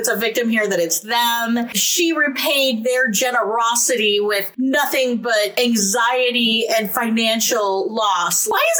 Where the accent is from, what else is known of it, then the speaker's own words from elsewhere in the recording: United States; I was raised in the United States of America.